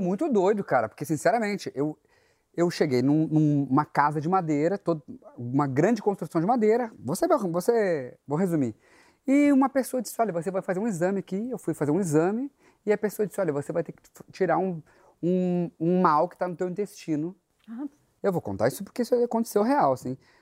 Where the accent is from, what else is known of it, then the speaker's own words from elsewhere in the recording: Ijuí, Rio Grande do Sul, Brazil; moved away; a minha primeira lembrança é cidade do interior do Rio Grande do Sul, sou, sou gaúcho